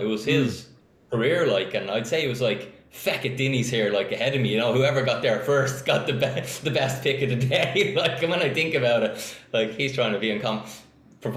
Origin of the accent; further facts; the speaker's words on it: Donabate, Leinster, Ireland; Donabate, born and reared.